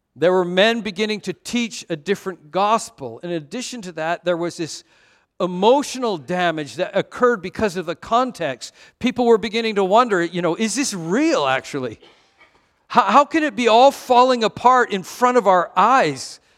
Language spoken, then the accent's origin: English; Vancouver, British Columbia, Canada; I missed being American by 20 kilometers. Vancouver is just like 20 kilometers north of the border